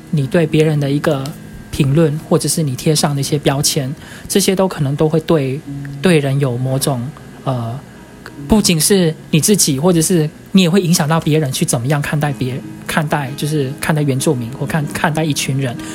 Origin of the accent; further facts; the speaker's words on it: Sandimen, Pingtung County, Taiwan; moved away as an adult; also born or lived in Taipei; 我们是从屏东来的，屏东的山地门